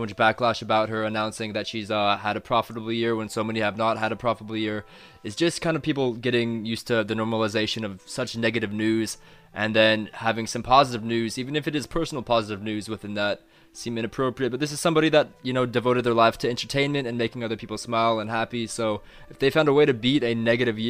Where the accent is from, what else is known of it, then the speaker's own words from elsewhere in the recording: United States; moved away; also born or lived in Japan; I'm an American